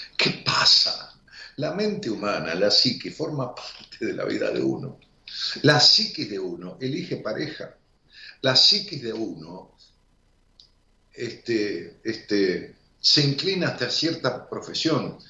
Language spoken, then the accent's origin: Spanish; Argentina; en mi país, en Argentina